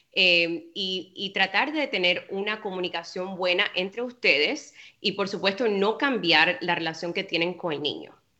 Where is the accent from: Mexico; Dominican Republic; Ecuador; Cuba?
Cuba; yo soy cubana, como te dije anteriormente, y en Cuba es igual